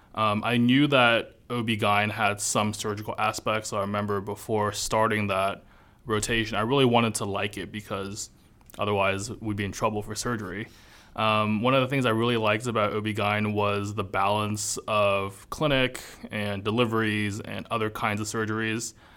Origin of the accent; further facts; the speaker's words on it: Los Angeles, California, United States; moved away as an adult; I'm from California, born and raised, and then I came here